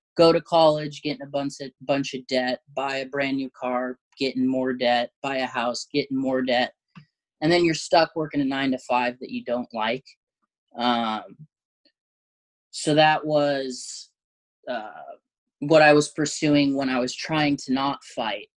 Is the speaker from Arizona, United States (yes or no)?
no; Southern Oregon, United States; now in Eugene, United States; I grew up in Southern Oregon, uh, which is like about three hours south from Eugene